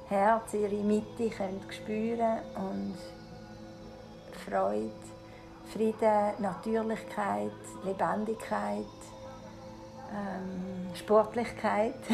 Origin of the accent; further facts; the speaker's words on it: Switzerland; Ich bin halb Italienerin, also mein Vater ist Italiener. Und ich bin aber in der Schweiz geboren, bin immer nur in der Schweiz gewesen.